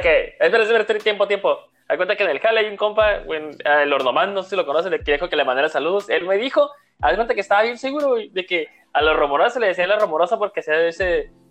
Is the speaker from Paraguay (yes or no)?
no; Mexicali, Baja California, Mexico; somos de Mexicali, Baja California